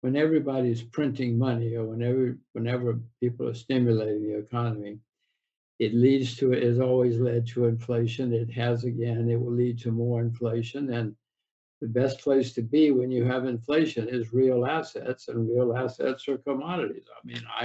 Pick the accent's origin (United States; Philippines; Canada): United States; I'm an American.